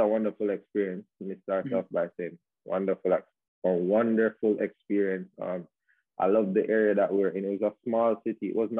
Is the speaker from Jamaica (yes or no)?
yes; Jamaica; also born or lived in Spain; And I was, you know, being a Jamaican over there, it gave me a lot of attention because it was always said that it's not normal for a Jamaican to be over in Spain, especially in that small city, you know what I mean?